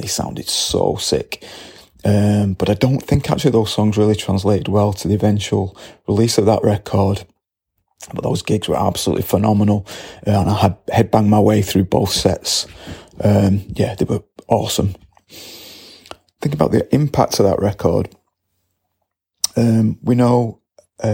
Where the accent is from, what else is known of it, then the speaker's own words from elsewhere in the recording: Salford, North West England, United Kingdom; I was born in Salford in 1972